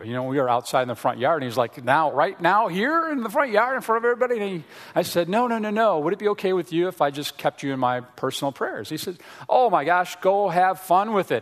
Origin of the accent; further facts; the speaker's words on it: Frankfort, Indiana, United States; also born or lived in Chicago area, Illinois; we grew up in the Chicago area, and then we moved to a small town in Indiana called Frankfort, Indiana, okay? Home of the Frankfort hot dogs, all right? So I was a, in junior high and high school there growing up